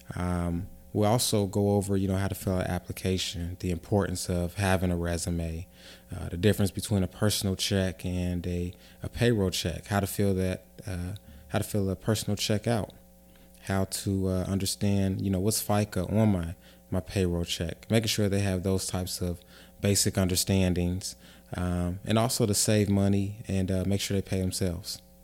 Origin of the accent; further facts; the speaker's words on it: Avondale, United States; I grew up in Avondale, um, was born and raised there